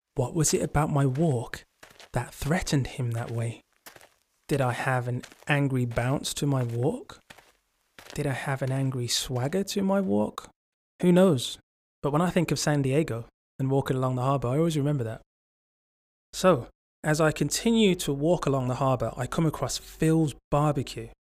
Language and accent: English; Birmingham, West Midlands, United Kingdom; I'm from England. Um, Birmingham